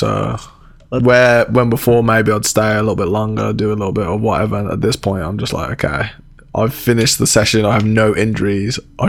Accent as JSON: {"language": "English", "region": "England", "country": "United Kingdom", "tie": "born or raised there", "moved": "yes", "said": "I grew up in England"}